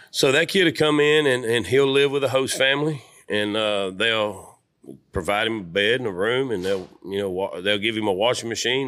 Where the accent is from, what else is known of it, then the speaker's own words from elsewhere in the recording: Louisiana, United States; I'm from Lu, Louisiana, the real L